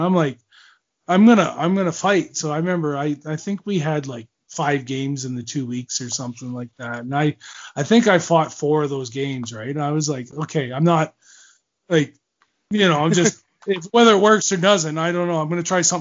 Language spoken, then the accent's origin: English; Owen Sound, Ontario, Canada; I grew up watching him in Owen Sound